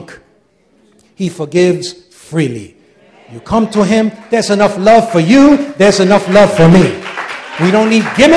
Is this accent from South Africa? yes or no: no; United States; Wherever we go, we're Americans, right? Isn't that true? Anywhere in the world, I can show that I'm an American.